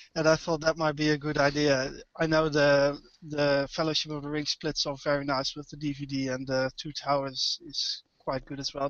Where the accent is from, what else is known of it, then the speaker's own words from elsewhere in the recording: Netherlands; English is a second language; also born or lived in Amersfoort; I'm from Holland. I live uh, near Arnhem